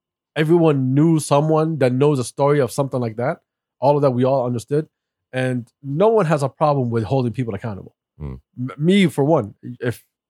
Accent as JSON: {"language": "English", "country": "United States", "tie": "born or raised there", "said": "I grew up in the States"}